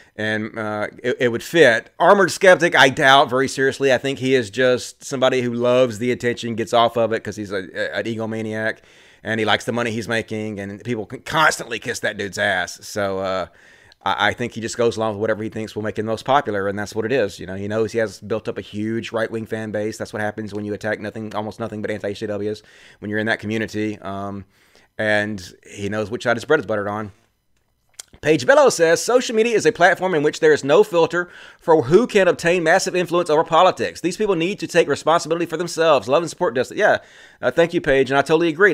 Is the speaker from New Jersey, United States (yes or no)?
no; Mississippi, United States; I'm from Mississippi.